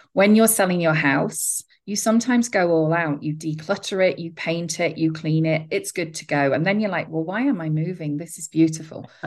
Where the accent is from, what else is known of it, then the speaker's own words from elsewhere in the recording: England, United Kingdom; now in United States; I'm from England